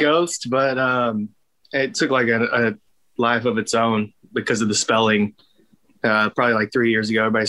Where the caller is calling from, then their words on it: Longview, Texas, United States; I'm home in Longview, Texas.